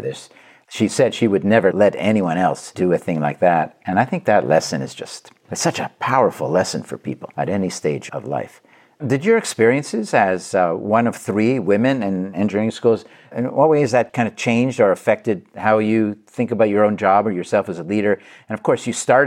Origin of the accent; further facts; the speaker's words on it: Quebec, Canada; I grew up in Canada, in Quebec.